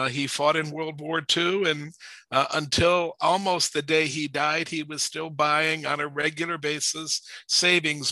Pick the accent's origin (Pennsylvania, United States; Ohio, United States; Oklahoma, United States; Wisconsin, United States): Ohio, United States; Warrensville Heights; I was raised in Warrensville Heights, Ohio, which is a suburb of Cleveland, Ohio.